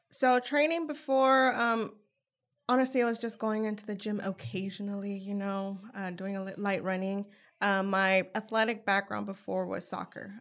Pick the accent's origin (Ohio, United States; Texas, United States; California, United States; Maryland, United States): California, United States; San Jose; moved away as an adult; now in Richmond, United States; I'm originally from San Jose, California